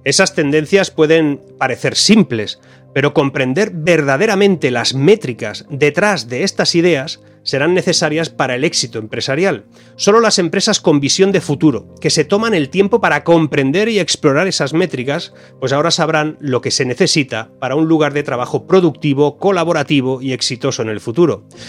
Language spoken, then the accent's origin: Spanish; Spain; mi país